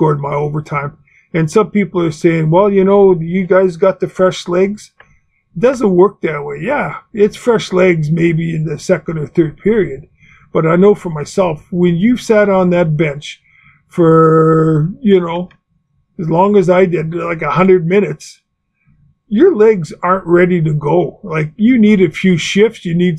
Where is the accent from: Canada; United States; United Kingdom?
Canada; I'm a Canadian.